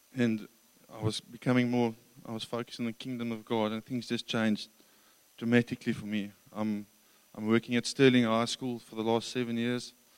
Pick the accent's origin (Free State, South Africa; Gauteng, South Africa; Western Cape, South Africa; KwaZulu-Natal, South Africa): Gauteng, South Africa; Krugersdorp; moved away; also born or lived in Johannesburg; I grew up in Johannesburg um, from Krugersdorp or Kriersdorp uh, west west of Joburg.